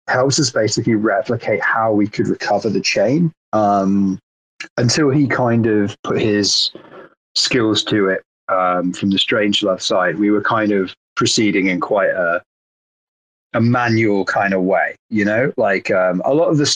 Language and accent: English; United Kingdom; as a British person